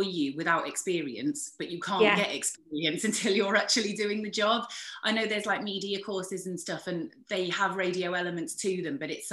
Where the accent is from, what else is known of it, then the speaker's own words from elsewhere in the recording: East Anglia, East of England, United Kingdom; moved away; I grew up in East Anglia down south